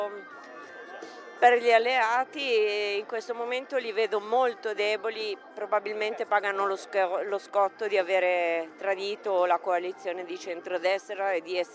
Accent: Gallarate, Lombardy, Italy; Da Gallarate, Circolo Fratelli Italia Gallarate.

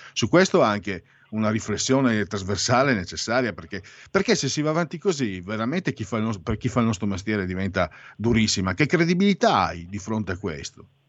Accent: San Vito al Tagliamento, Friuli-Venezia Giulia, Italy; Nel mio paese, Savito Tagliamento

